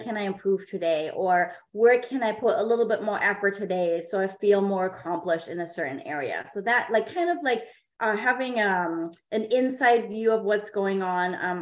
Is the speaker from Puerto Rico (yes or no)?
no; Germany; English is a second language; now in San Diego, United States; I am a native of Germany. I was born in Germany